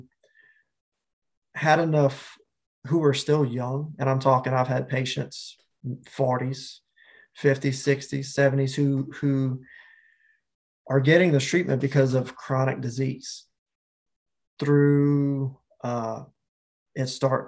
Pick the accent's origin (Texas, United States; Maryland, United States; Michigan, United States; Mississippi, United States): Mississippi, United States; Picayune; moved away as an adult; also born or lived in Hawaii; my hometown of Picayune, Mississippi